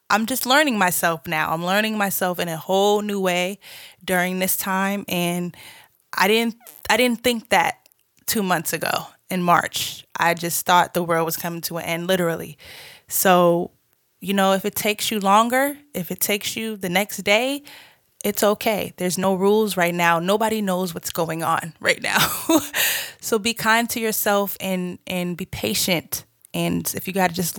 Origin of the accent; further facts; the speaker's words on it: Boston, Massachusetts, United States; moved away as an adult; also born or lived in Georgia; now in Los Angeles, United States; I'm originally from Boston, Massachusetts. Shouts out to the Bean Town. I moved to Georgia to go to school